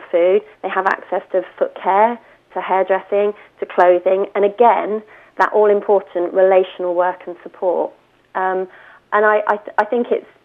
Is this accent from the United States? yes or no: no; Winton, United Kingdom; I grew up in the Winton Corps